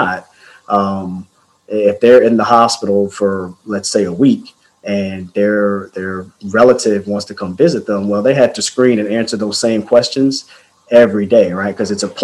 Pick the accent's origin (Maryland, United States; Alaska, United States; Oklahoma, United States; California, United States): Maryland, United States; D.C. area; I'm from the Maryland, D.C. area